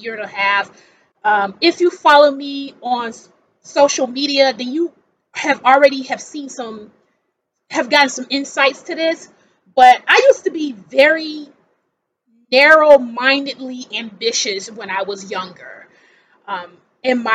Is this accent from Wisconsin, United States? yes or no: yes; Milwaukee, Wisconsin, United States; moved away as an adult; also born or lived in Seattle area; now in Seattle, United States; I'm from Wisconsin originally.